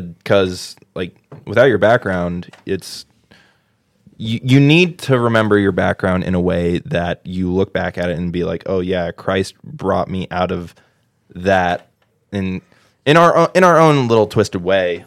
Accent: New Albany, Ohio, United States; moved away; I grew up in the church, grew up in a little town called New Albany, Ohio

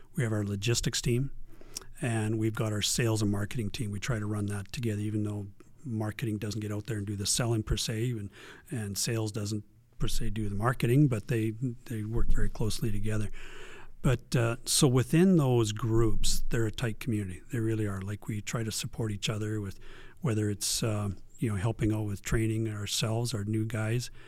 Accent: Strome, Alberta, Canada; now in Camrose, Canada; I was raised in Strome, Alberta, small town, small town Strome.

